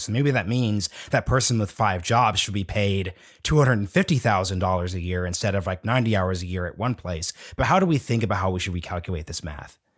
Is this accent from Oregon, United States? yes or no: yes; Portland, Oregon, United States; I'm from Portland, Oregon